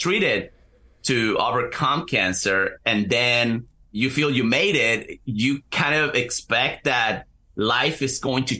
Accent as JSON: {"language": "English", "country": "Chile", "also_born_or_lived": "Central New Jersey, United States", "moved": "as an adult", "lives_now": "New Jersey, United States", "said": "I'm originally from Chile. I moved to the U.S. in 2016 and currently live in Central New Jersey"}